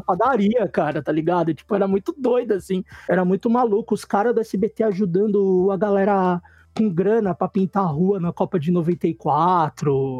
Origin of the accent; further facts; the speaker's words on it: São Paulo, Brazil; eu, sou nascido da Zona Leste